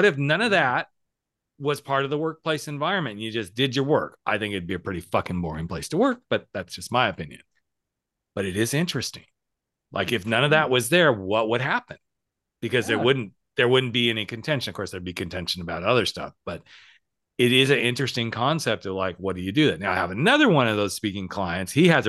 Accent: the South, United States; I'm from the South and we do things a little different in the South.

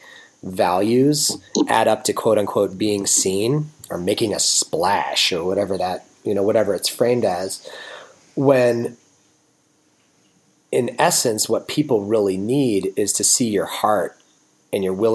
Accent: United States; as a American male, probably a white entitled American male

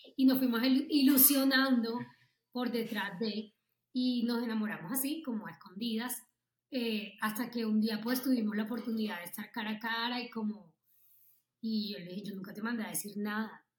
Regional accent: Barranquilla, Atlántico, Colombia; moved away as an adult; also born or lived in Bogotá; yo soy de Barranquilla y acaba de llegar a, de Bogotá, a Bogotá a vivir

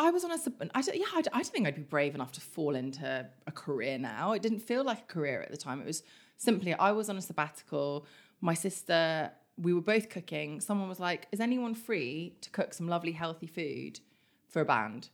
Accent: Kingston upon Thames, London, United Kingdom; also born or lived in Germany / Philippines (mother's origin); now in London, United Kingdom; We grew up in Kingston.

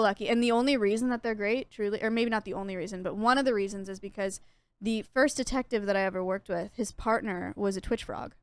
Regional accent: California, United States; now in Texas, United States; I'm from California

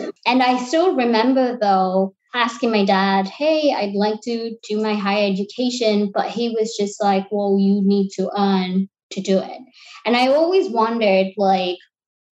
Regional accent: Sri Lanka; moved away as an adult; also born or lived in London, United Kingdom; now in New York City, United States; So I'm originally from Sri Lanka. I lived in Sri Lanka till I was 18.

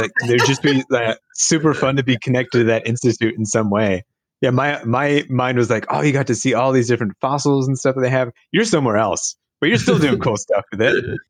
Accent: Cincinnati, Ohio, United States; moved away as an adult; also born or lived in Bloomington, Indiana; I grew up in Cincinnati, Ohio, and then went to school at Indiana University for undergrad in Bloomington, which is, you know, 2.5 hours away.

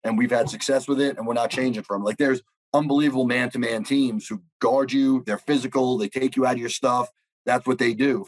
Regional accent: New York, United States; I'm from New York

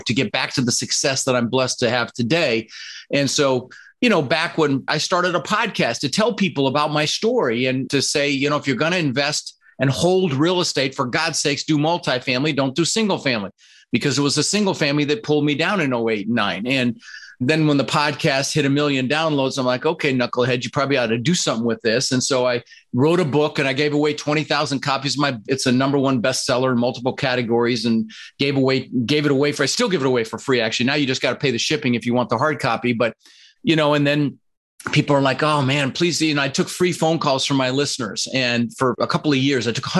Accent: Denver, Colorado, United States; English is a second language; also born or lived in Netherlands; I immigrated to this country from the Netherlands, you know, wooden shoes, windmills, Holland. I was 6 years old with my brother Albert, my mother's Vantje, and we ended up in Denver, Colorado

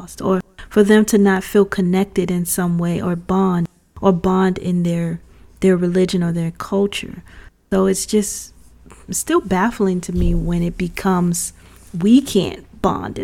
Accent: United States; I'm an American

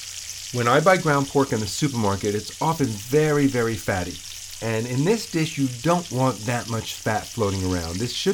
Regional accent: New York City, New York, United States; born or raised there

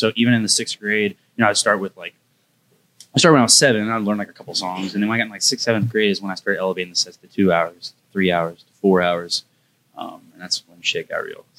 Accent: Parkville, Missouri, United States

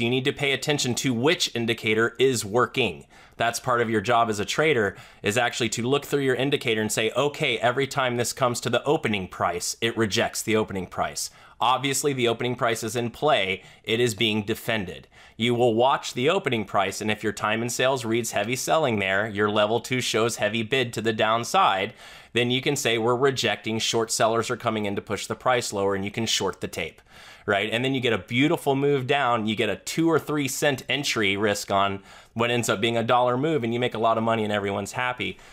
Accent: Florida, United States; I'm a Southerner from Florida

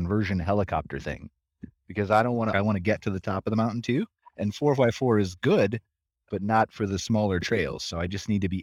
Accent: Akron, Ohio, United States; also born or lived in Florida; now in Canada; I was born and raised in Akron, Ohio

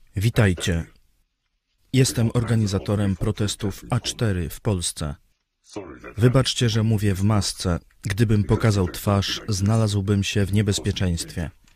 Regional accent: China; now in Poland; Jako Chińczyk

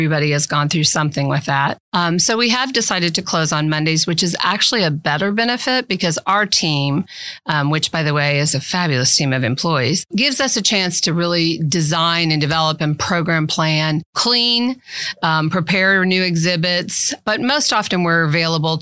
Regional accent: Central Missouri, United States; now in Manhattan, United States; Originally from Central Missouri

